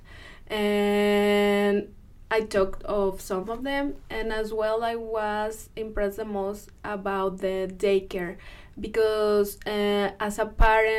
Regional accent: Mexico; moved away as an adult; also born or lived in Monterrey, Mexico; now in Washington, Missouri, United States; I was born and raised in Mexico

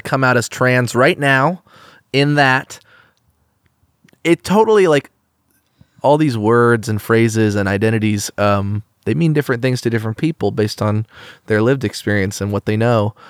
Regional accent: Eugene, Oregon, United States; growing up in Eugene, a very countercultural place

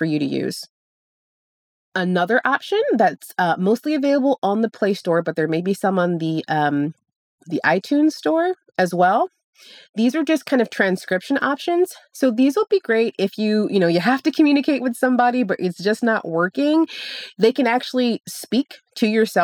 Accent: Chicago, Illinois, United States; now in Florida, United States; I'm from Chicago, and I used to go to the Field Museum all the time

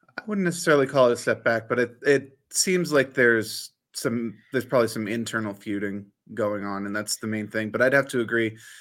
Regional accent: United States; a lot of our generation growing up in the States

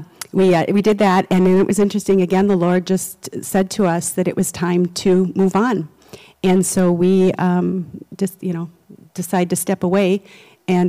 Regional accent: Edina, Minnesota, United States; also born or lived in Netherlands; I grew up in Edina, so that's where I spent most of my life

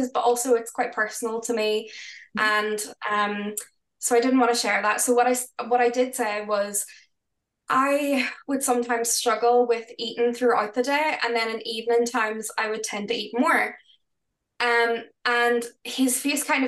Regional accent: Northern Ireland, United Kingdom; we're from Northern Ireland

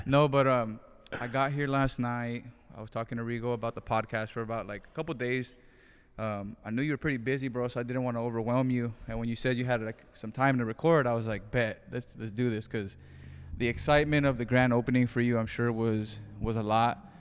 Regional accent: Greenfield, California, United States; moved away; I am back in my hometown of Greenfield, California

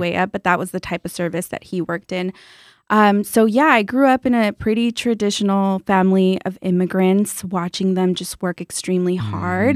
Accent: San Juan Capistrano, California, United States; I grew up in Orange County in a small town called San Juan Capistrano

